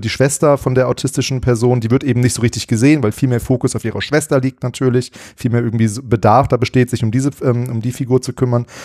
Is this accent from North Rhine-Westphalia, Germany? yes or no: yes; Bielefeld, North Rhine-Westphalia, Germany; moved away; in meiner alten Heimat äh, in Bielefeld